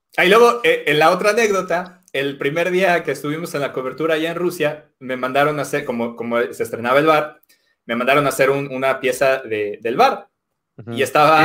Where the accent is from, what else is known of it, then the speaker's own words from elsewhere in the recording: Mexico; moved away; soy mexicano